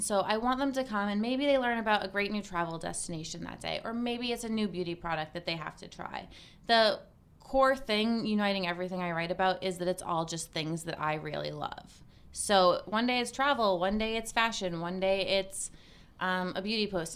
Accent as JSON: {"language": "English", "area": "Cape Cod", "region": "Massachusetts", "country": "United States", "moved": "yes", "said": "I'm originally from Cape Cod, Massachusetts."}